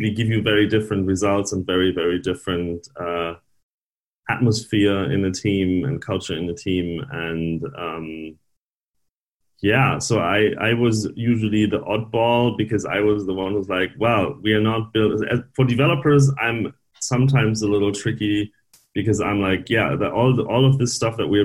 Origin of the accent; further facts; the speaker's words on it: Northern Germany, Germany; I'm from Germany originally, northern Germany.